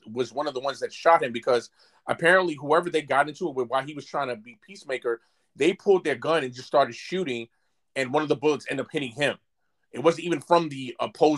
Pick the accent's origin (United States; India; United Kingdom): United States; New York City, New York; I'm from Brooklyn, New York